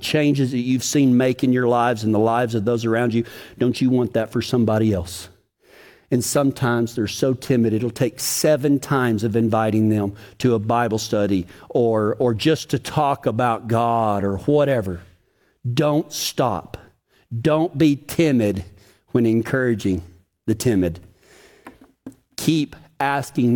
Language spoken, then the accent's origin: English; Texas, United States; accent: Texas; My Texas accent